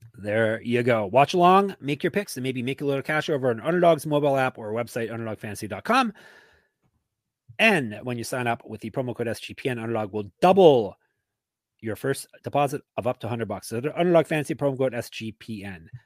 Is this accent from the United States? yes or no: no; Canada; I'm Canadian.